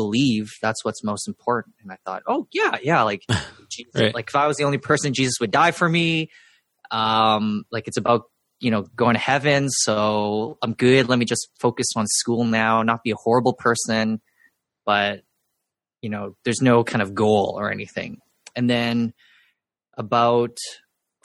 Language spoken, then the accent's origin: English; Vancouver, British Columbia, Canada; I was born and raised in Vancouver